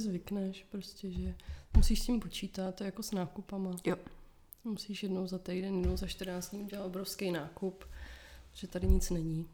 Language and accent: Czech; Hradec Králové, Hradec Králové Region, Czechia; also born or lived in Nusle, Prague; now in Prague, Czech Republic; Já jsem z Hradce, z Hradce, z Hradce Králové a předtím jsme bydleli v Nuslích